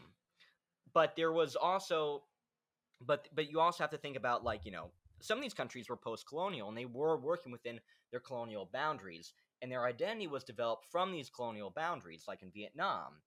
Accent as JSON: {"language": "English", "country": "United States", "said": "I'm from the United States"}